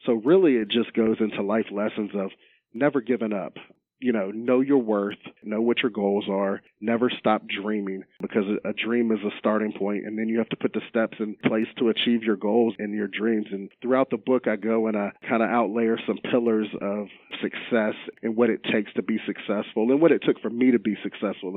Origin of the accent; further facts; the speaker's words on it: Roanoke, Virginia, United States; also born or lived in Salem, Virginia; born and raised in the Roanoke, Virginia area